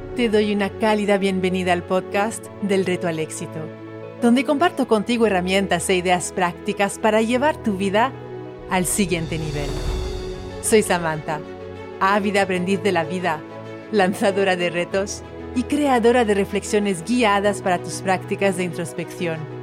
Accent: French Polynesia; Spanish is a second language; moved away as an adult; now in Valencia, Spain; soy de Tahití, de ahí el acento

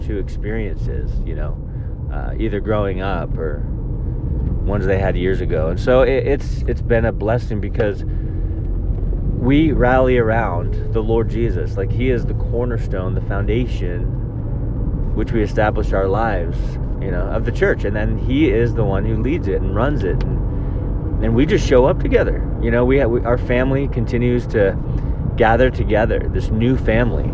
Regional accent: Folsom, California, United States; Calvary Chapel in Folsom, where I grew up in Northern California

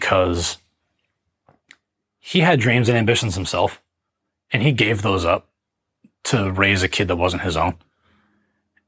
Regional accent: Gloucester, Massachusetts, United States; also born or lived in Salem, Massachusetts; I was raised in the Riverdale Park public housing developments, which is the projects just north of Boston. The projects themselves are in Gloucester, Massachusetts

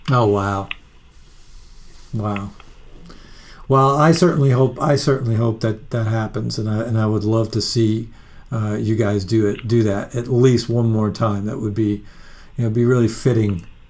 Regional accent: Long Island, New York, United States; I grew up in Long Island or on Long Island

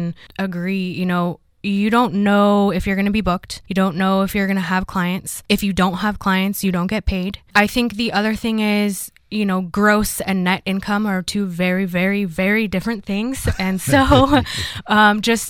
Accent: Hawaii, United States; moved away as an adult; now in Cookeville, United States; I grew up in Hawaii, and so it was very easy there to start a business because I knew everybody.

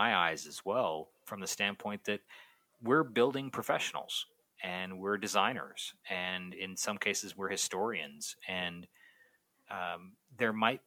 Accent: Canada; my Canadian poor English, strange vocabulary, bad spelling self

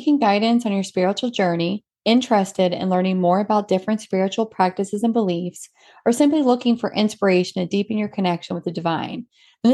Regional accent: Georgia, United States; We're both from Georgia and we were raised Southern Baptist.

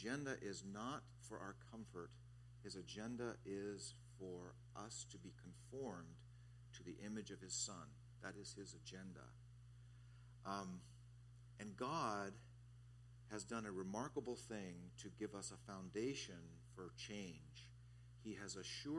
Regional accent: Southern California, United States; now in Kailua, United States; As a kid growing up in Southern California

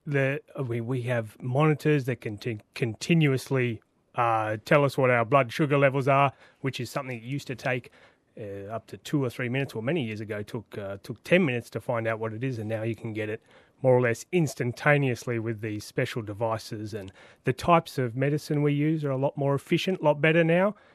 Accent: Sydney, New South Wales, Australia; I grew up in Western Sydney

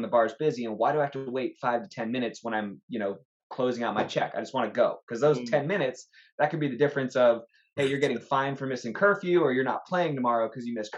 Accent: Los Angeles, California, United States; I'm from Los Angeles

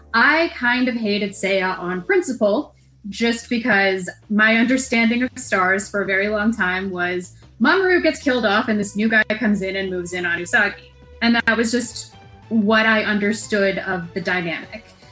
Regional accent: United States; an American

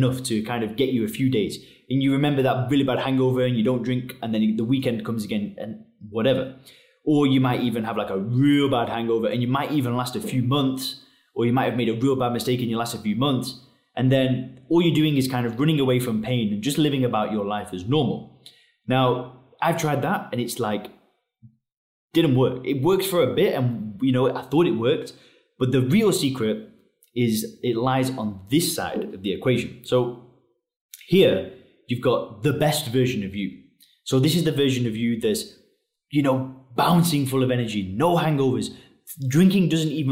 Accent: England, United Kingdom; moved away as an adult; now in Chiang Mai, Thailand; I live in Chiang Mai, Thailand. I'm originally from England.

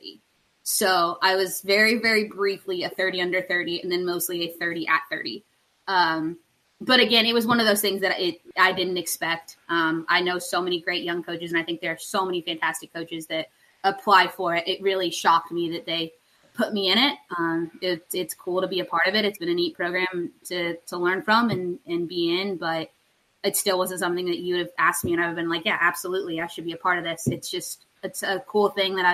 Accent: Lexington, Kentucky, United States; born and raised in Kentucky, in Lexington

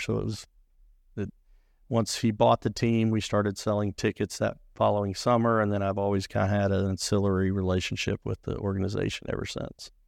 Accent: Springfield, Missouri, United States; I grew up in Springfield. That's where I was born and raised.

